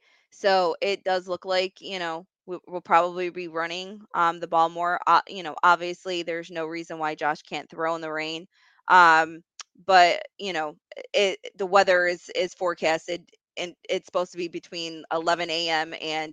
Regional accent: New York, United States; I'm from New York

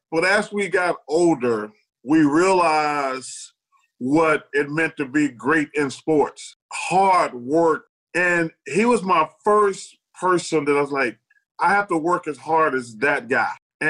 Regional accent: the South, United States; born or raised there

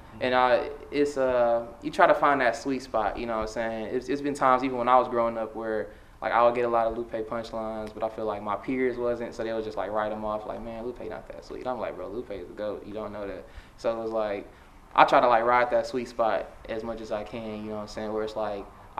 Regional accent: Detroit, Michigan, United States; I'm from West Side. I grew up with my family first. My dad used to be back and forth between Chicago and Detroit. So when we first like really settled down in Detroit after, you know, me and my sister was born, we was living on Joy Road

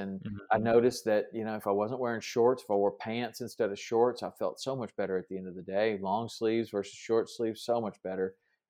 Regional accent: South Carolina, United States; Growing up in South Carolina, we used to do a lot of flounder fishing.

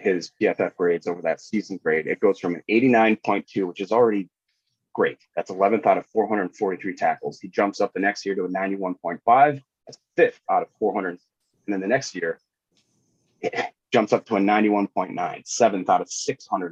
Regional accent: Appleton, Wisconsin, United States; my hometown of Appleton, Wisconsin

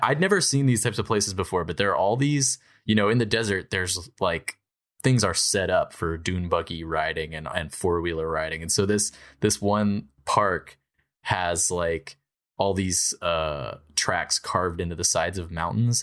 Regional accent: New Hampshire, United States; I'm from New Hampshire

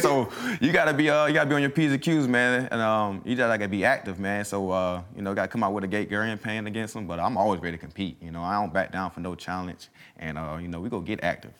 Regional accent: the South, United States; moved away as an adult; also born or lived in Mississippi; now in Philadelphia, United States; I'm from the South.

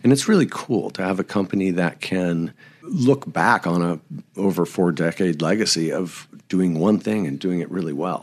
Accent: Bay Area, California, United States; now in Montrose, United States; I was born in the Bay Area of California. Um, so I grew up in the, what was the epicenter of fly fishing

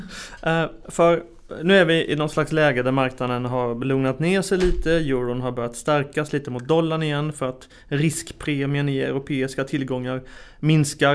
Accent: Sweden; som en svensk som sitter hundratals mil bort

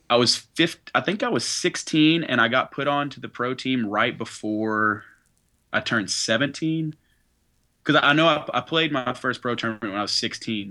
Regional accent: Knoxville, Tennessee, United States; we're from Knoxville, Tennessee

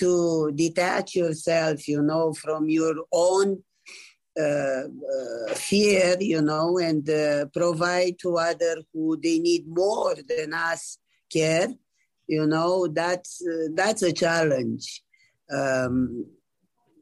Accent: Romania; now in Canada; I am from Romania

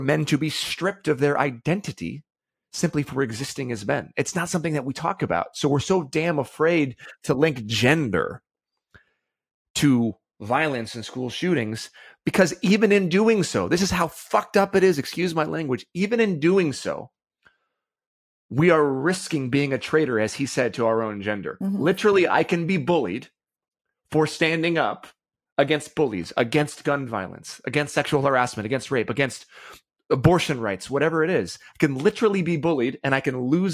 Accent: United States; just by being a boy, growing up in America specifically

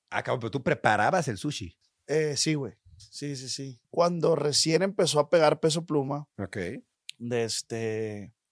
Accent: Culiacán, Sinaloa, Mexico; De Culiacán, Sinaloa.

